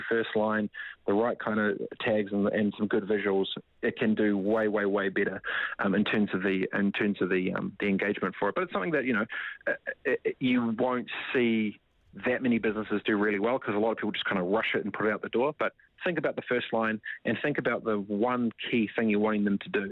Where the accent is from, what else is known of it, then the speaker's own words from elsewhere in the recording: New Zealand; moved away as an adult; also born or lived in Whanganui / Gisborne; now in San Francisco, United States; I grew up in Whanganui, Whangatipo, East Coast Gisborne